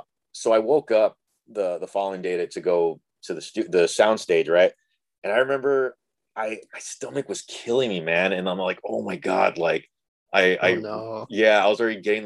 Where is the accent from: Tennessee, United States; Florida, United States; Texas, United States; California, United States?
Texas, United States; Rio Grande Valley; I'm from Rio Grande Valley